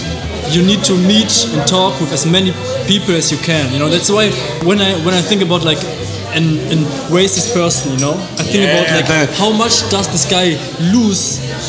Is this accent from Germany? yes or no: yes; Germany; Yeah, so I'm the only German in my family.